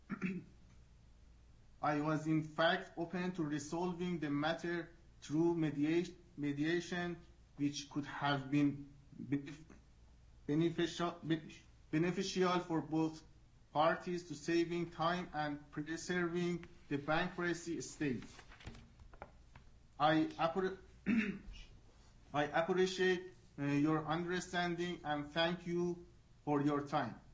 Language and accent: English; Iran; English is a second language; As my primary language is not English, having been born and raised in Iran